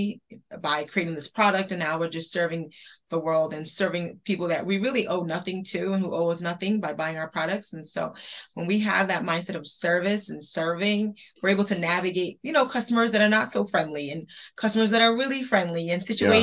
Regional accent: East Coast, United States; now in Detroit, United States; we're both from the East Coast

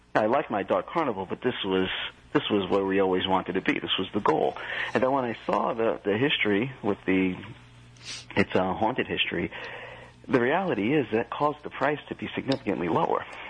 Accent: New Jersey, United States; I'm from Jersey.

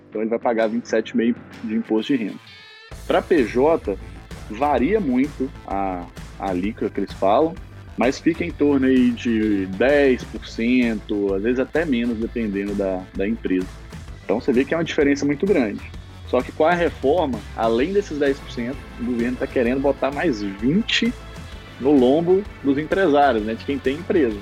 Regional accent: Coronel Fabriciano, Minas Gerais, Brazil; eu sou de Coronel Fabriciano

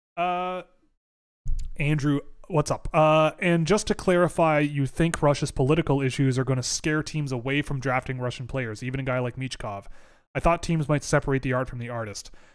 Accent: Toronto, Ontario, Canada; I gr, I grew up in Toronto

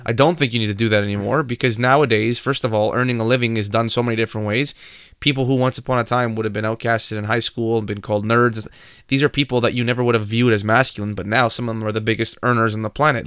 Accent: Canada; we are Canadian

